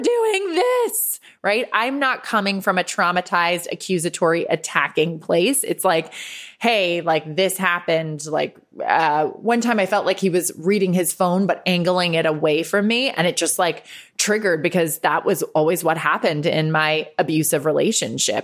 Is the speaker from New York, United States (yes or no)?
yes; Westchester County, New York, United States; also born or lived in Ireland / Los Angeles; I grew up just thirty-five minutes north of the city in Westchester County. Uh, moved there from Ireland at eight years old.